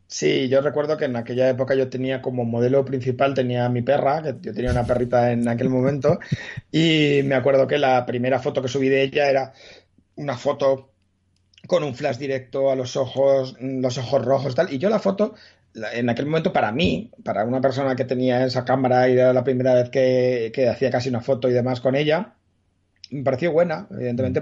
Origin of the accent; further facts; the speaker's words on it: Madrid, Community of Madrid, Spain; yo nací en Madrid, pero no soy gato